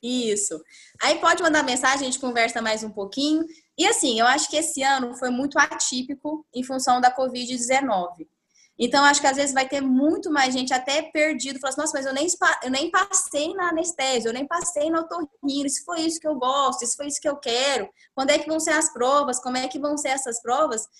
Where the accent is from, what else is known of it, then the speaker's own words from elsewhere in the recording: Uberaba, Minas Gerais, Brazil; moved away as an adult; now in Ribeirão Preto, Brazil; eu sou de Uberaba, era uma coisa que era legal pra mim. Ficar próximo da minha família